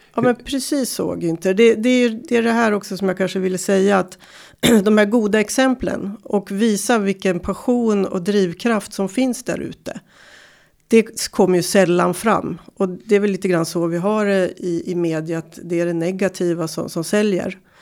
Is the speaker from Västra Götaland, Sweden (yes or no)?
no; Timrå, Västernorrland County, Sweden; Jag kommer från Timrå